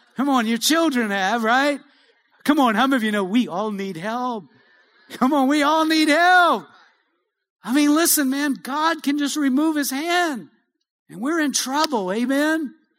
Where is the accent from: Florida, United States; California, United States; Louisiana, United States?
Louisiana, United States; Cajun; I'm a Cajun